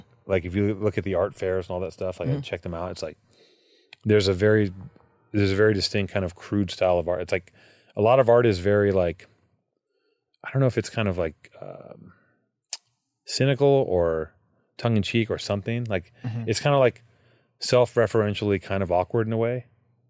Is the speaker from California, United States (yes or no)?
yes; Venice, California, United States; I grew up in Venice, so.